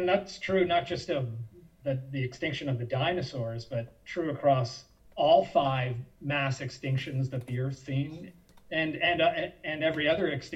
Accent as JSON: {"language": "English", "town": "Ottawa", "region": "Ontario", "country": "Canada", "tie": "born or raised there", "said": "I grew up in Ottawa, where I am right now, and I grew up visiting the Canadian Museum of Nature"}